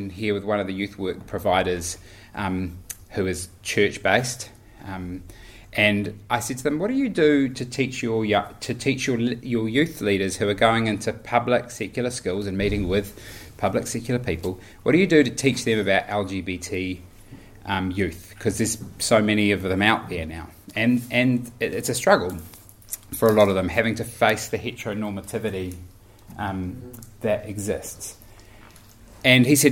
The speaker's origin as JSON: {"language": "English", "region": "Auckland", "country": "New Zealand", "tie": "born or raised there", "said": "I grew up in Auckland in a Baptist church"}